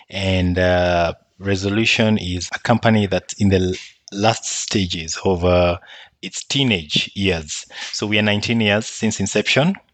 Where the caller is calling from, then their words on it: Nairobi, Kenya; So I'm joining you from Nairobi, the capital city in Kenya.